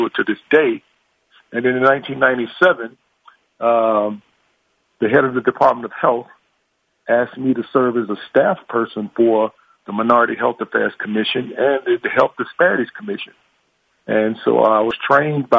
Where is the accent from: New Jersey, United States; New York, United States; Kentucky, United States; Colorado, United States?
Kentucky, United States; Louisville; I was born and raised in the West End on Oak Street